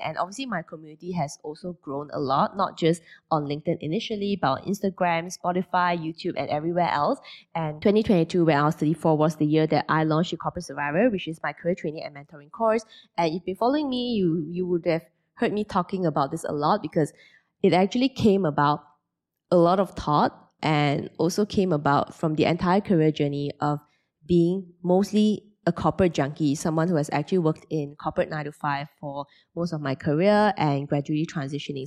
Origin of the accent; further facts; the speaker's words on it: Penang, Malaysia; moved away as an adult; also born or lived in Kuala Lumpur, Malaysia / Singapore; at the age of twenty, I moved from Penang to K L to continue my final year of A C C A in a college.